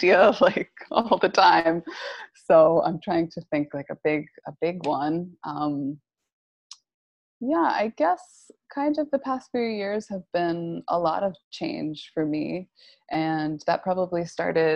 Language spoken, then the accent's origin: English; Connecticut, United States; moved away as an adult; also born or lived in Los Angeles, California / Northern California; now in Woodstock, New York, United States; I grew up in Connecticut